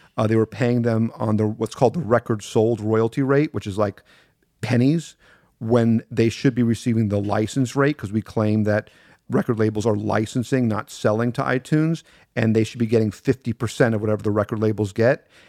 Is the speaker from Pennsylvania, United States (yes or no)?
no; Miami, Florida, United States; I grew up in a little part of Miami called Carroll City